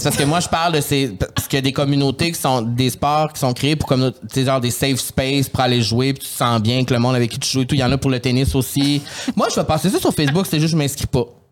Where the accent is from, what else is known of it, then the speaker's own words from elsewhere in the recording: Portneuf, Quebec, Canada; moved away as an adult; also born or lived in Saint-Hyacinthe; je suis parti de Port-Neuf à 18 ans pour venir à sainte là